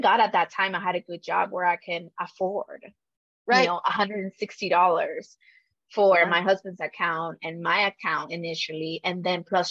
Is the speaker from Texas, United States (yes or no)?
yes; Dallas, Texas, United States; moved away as an adult; also born or lived in Michigan; I come from Dallas, which, you know, is kind of like a big city now